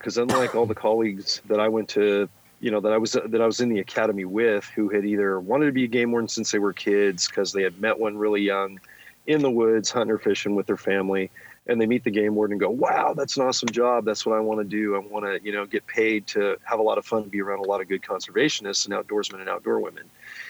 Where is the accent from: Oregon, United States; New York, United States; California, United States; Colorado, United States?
California, United States; Yeah, I grew up in the Silicon Valley, Gordon.